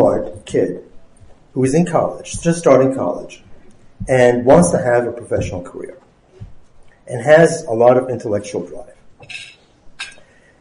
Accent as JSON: {"language": "English", "country": "Germany", "tie": "born or raised there", "moved": "yes", "lives_now": "United States", "said": "I was not born in the United States. I was born in Germany. And I had my education, my science education, and my science career here in the United States"}